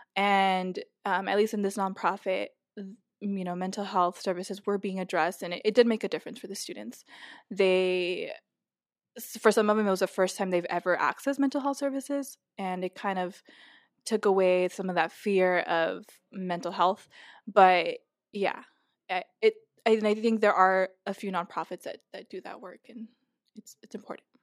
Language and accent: English; Los Angeles, California, United States; moved away as an adult; I've lived in California my whole life, um, born and raised in Los Angeles